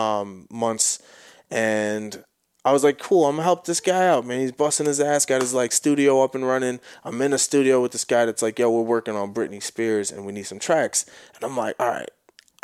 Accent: New York, United States; moved away as an adult; also born or lived in Boston; now in Los Angeles, United States; I'm from New York

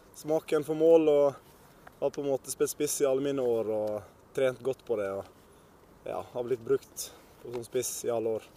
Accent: Sandane, Vestland, Norway; oppveksten på Sandane den var veldig kjekk

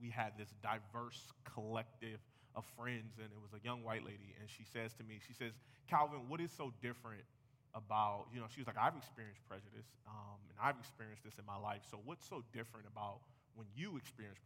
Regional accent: United States; I'm American.

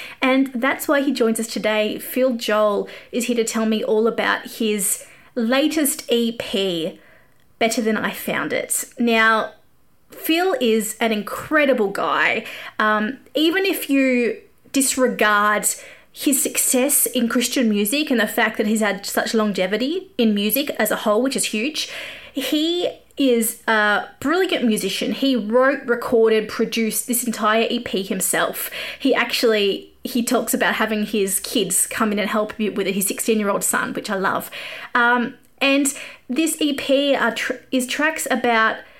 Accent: Australia; accent: Australian; I grew up an evangelical kid. I used to sing songs on the steps at school and tell people about Jesus. And like, this would have been odd in America, but this was in Australia

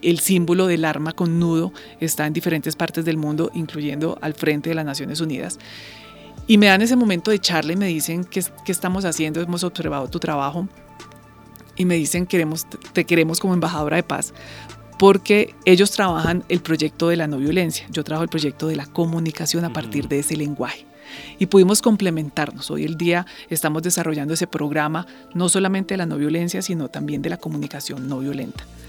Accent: Colombia

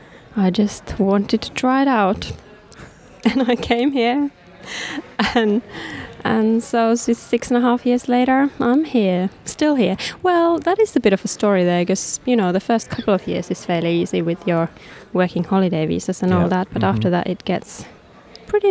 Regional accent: Helsinki, Uusimaa, Finland; English is a second language; I am from Finland, and there's not many people there, so, you know, if you want to get something made, you need to make it yourself.

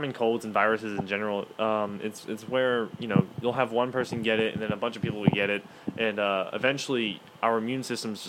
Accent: Alabama, United States; we're also people from Alabama

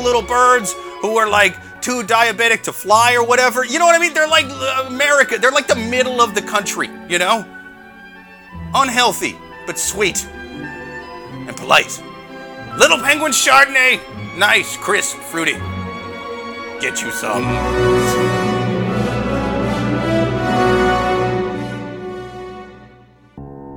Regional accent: Iowa, United States; my family were Cubs fans growing up, but, like, we're from Iowa

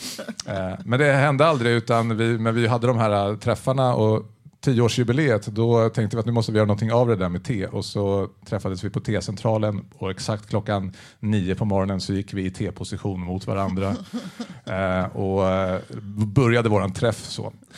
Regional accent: Täby, Stockholm County, Sweden; Jag kommer från Täby

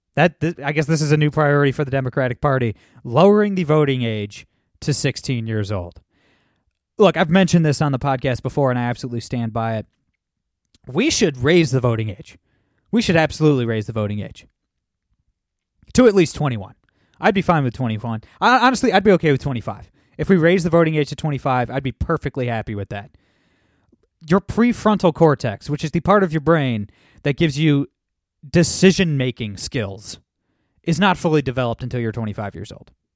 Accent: Toledo, Ohio, United States; my hometown in Toledo, Ohio

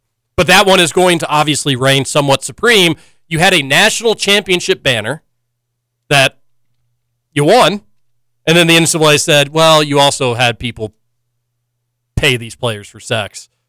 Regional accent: Louisville, Kentucky, United States; Growing up in Louisville

